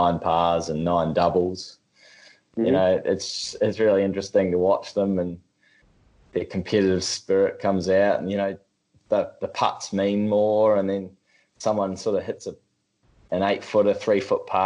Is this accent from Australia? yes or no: yes; Australia; We're Australian